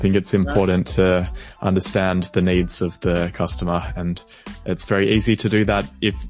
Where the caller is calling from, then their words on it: Melbourne, Victoria, Australia; I am calling in from Melbourne, Australia.